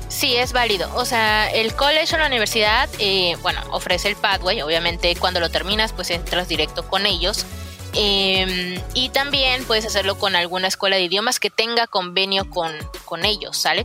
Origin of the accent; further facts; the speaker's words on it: Guadalajara, Jalisco, Mexico; moved away as an adult; now in Canada; yo soy de Guadalajara